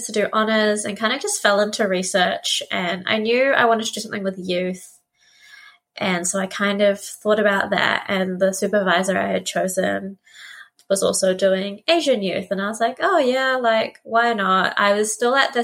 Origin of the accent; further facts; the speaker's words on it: New Zealand; also born or lived in Philippines / Otorohanga, New Zealand; we moved to New Zealand in the late 90s, and as a Filipino family, we were definitely one of the sort of firsts